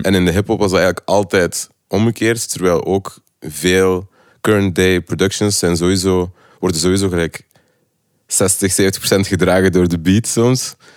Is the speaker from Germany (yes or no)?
no; Lokeren, Flanders, Belgium; also born or lived in Ghent; now in Brussels, Belgium; ik ben van Lokeren, ik heb dan in Gent gewoond